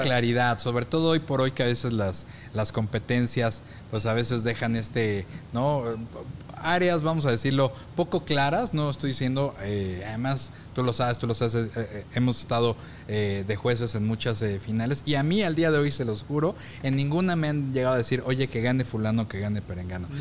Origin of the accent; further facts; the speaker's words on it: Mexico; conocemos como mexicanos